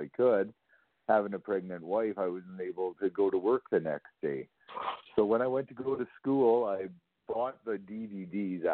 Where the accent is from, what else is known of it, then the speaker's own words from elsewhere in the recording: Calgary, Alberta, Canada; I'm basically from Calgary. I grew up in Calgary